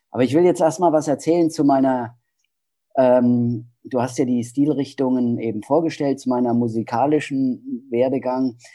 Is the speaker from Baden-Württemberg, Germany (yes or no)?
no; Hesse, Germany; Ja, ja, ich komme aus Hessen.